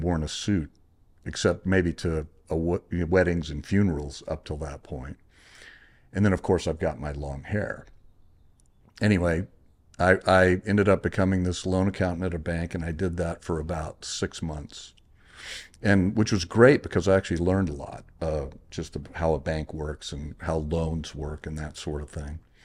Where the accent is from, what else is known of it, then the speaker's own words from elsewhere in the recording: Corpus Christi, Texas, United States; moved away as an adult; now in California, United States; I had graduated from um, Texas A&M Corpus Christi, my alma mater, uh, was in the my hometown